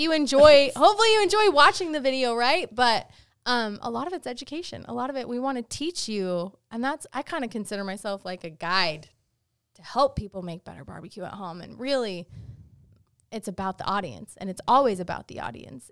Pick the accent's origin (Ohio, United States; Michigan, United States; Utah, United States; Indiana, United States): Utah, United States; where I grew up in Utah